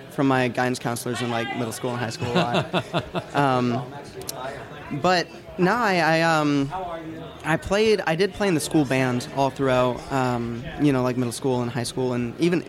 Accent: Illinois, United States; moved away as an adult; now in Nashville, United States; Yeah, like, you know, I moved here from Illinois to Nashville for like college

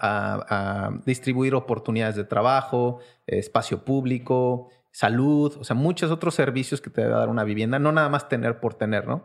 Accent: Querétaro, Mexico; also born or lived in Mexico City; yo nací en Ciudad de México, nací en Iztapalapa, donde son …, este, pero crecí en la ciudad de Querétaro

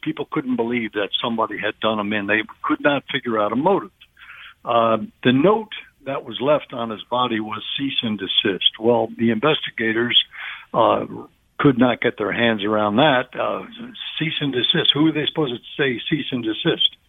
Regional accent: New Jersey, United States; Jersey guy

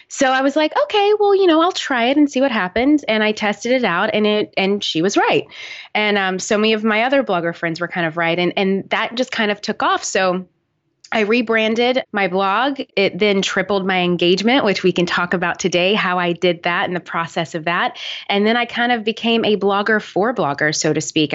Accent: Nashville, Tennessee, United States; moved away as an adult; also born or lived in New York City; I'm originally from Nashville, Tennessee

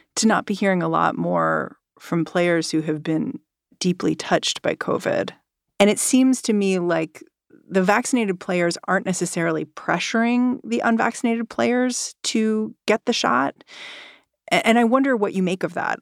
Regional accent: New York City, New York, United States; my hometown team, the Brooklyn Nets

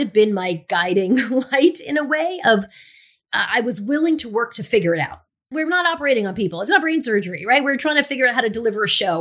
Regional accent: Long Island, New York, United States; accent: Long Island; moved away; I grew up in Long Island, so I had a Long Island accent

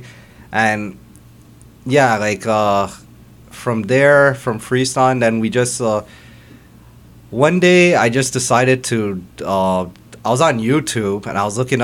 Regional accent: Mississauga, Ontario, Canada; also born or lived in Toronto; I grew up on Fieldgate for like a bit.

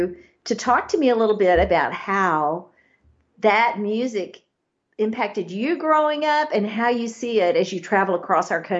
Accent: East Texas, United States; accent: East Texas; my East Texas accent

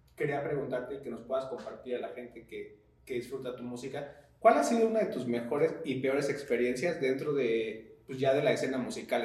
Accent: Mexico; uno como mexicano

